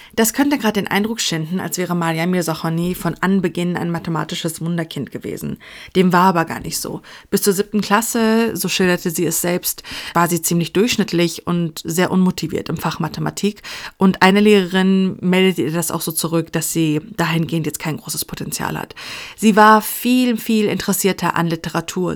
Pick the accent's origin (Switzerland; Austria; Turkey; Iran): Iran; als Frau, als Iranerin